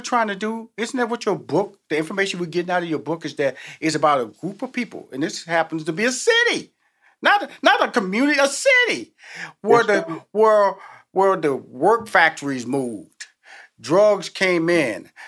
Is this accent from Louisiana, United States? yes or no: no; Houston, Texas, United States; I came from the hood. I came from Fifth Ward